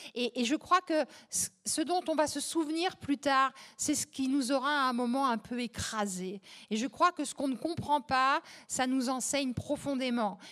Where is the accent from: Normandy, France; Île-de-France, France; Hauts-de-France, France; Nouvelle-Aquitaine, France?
Île-de-France, France; Champigny-sur-Marne; c'était un soir, un dimanche pluvieux à Champigny-sur-Marne, dans le pavillon, là, sinistre, en pierre Molière. et il n'y avait pas de livre chez moi